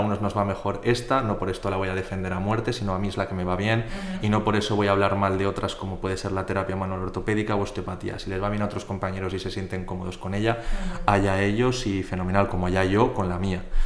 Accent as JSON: {"language": "Spanish", "town": "Zaragoza", "region": "Aragon", "country": "Spain", "tie": "born or raised there", "also_born_or_lived": "Poland / Bilbao / Huesca", "said": "soy de aquí de Zaragoza de toda la vida"}